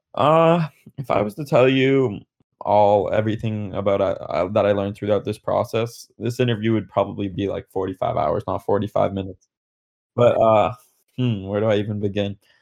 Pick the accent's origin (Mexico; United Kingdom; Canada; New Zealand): Canada; So, I'm Canadian